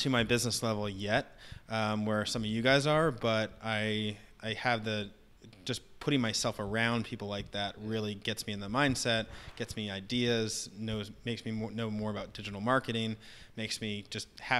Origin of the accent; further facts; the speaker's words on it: Northern Virginia, United States; moved away; where I grew up in Northern Virginia